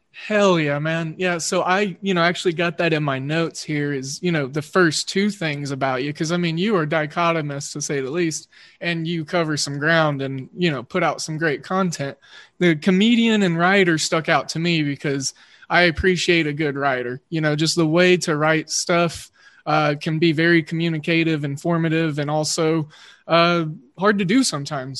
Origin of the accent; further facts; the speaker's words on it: Oklahoma, United States; I growing up in Oklahoma, uh, grew up an Oklahoma State fan